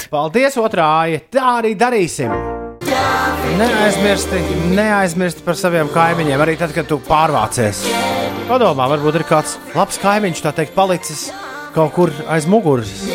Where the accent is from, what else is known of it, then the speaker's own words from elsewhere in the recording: Latvia; es te esmu no Latvijas